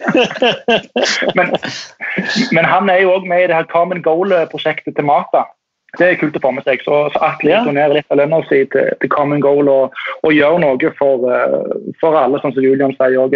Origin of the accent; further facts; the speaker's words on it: Tórshavn, Faroe Islands; moved away; jeg er jo eh, fra Torsand og eh, oppvokst med B36